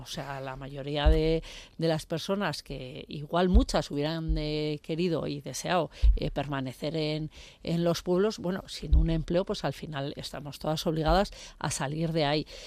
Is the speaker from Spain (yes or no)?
yes; Tierra Estella, Navarre, Spain; now in Pamplona, Spain; yo vengo de la zona de Estella y, bueno, eh, estoy en un pueblo, bueno, soy de un pueblo, que yo vivo aquí en Iruña